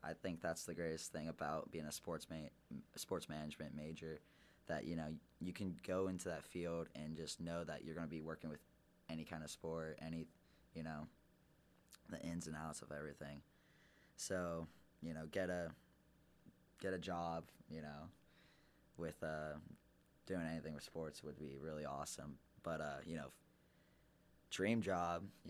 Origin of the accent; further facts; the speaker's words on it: Dublin, Ohio, United States; born or raised there; also born or lived in Pennsylvania; now in Bluffton, United States